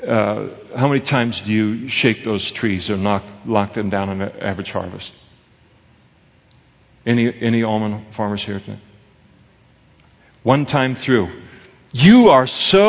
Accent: Napa, California, United States; When I was a kid, I grew up in Napa, we used to pick prunes for our school clothes.

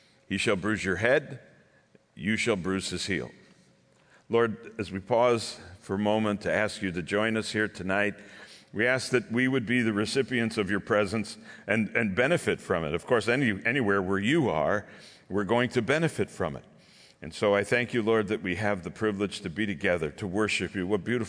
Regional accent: Vineland, New Jersey, United States; I am in from Vineland, New Jersey. It's in the south. We're nowhere near the ugly part. We are in the country, we're actually in the country, but we're close enough to Philadelphia.

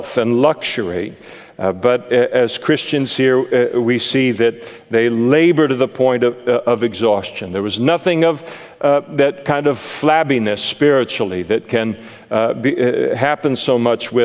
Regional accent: Napa, California, United States; I grew up in Napa

